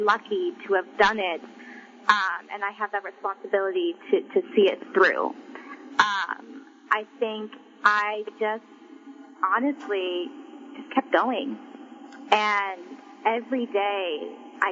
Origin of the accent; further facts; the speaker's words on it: Oregon, United States; also born or lived in Da Nang, Vietnam; I was adopted, and I grew up in Oregon, a small, small town in Oregon